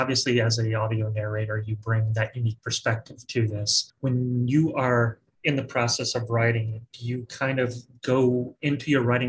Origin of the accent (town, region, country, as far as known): the South, United States